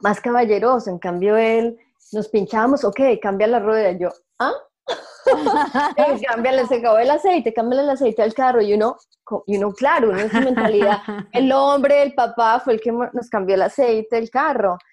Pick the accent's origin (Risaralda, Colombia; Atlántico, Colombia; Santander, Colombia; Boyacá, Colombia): Boyacá, Colombia; also born or lived in England; now in Vancouver, Canada; yo soy de Boyacá, eh, un estado en Colombia